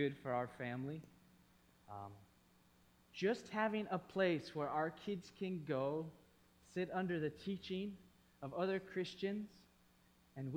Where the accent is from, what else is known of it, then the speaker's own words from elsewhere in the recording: East Coast, United States; moved away as an adult; also born or lived in Thailand; I grew up on the East Coast.